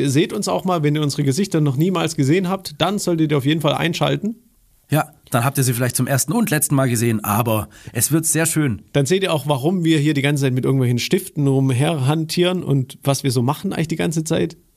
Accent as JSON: {"language": "German", "region": "Baden-Württemberg", "country": "Germany", "said": "als Schwabe, ich sag's dir."}